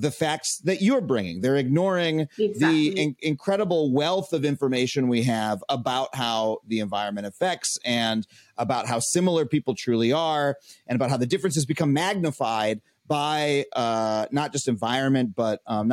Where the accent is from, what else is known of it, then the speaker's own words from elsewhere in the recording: Long Island, New York, United States; I grew up on Long Island in an affluent suburb.